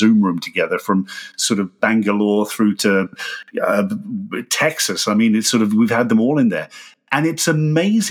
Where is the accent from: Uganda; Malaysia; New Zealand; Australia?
Australia; moved away as an adult; now in United Kingdom; there's 20 years of me being an Australian, which I grew up